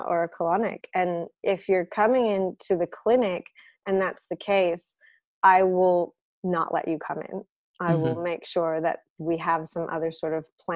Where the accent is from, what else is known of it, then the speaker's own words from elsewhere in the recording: United States; now in Sydney, Australia; I come from an Eastern European background. I grew up in the States, but we're Russian